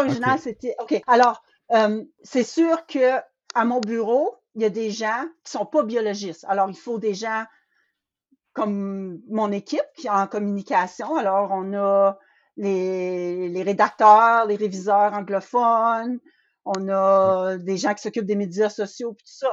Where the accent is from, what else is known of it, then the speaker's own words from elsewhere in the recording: northern Ontario, Canada; je viens du nord de l'Ontario aussi